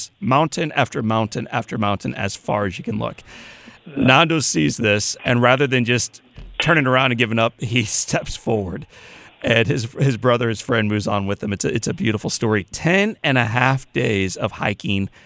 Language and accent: English; Midwest, United States; accent: Midwestern; my Midwestern accent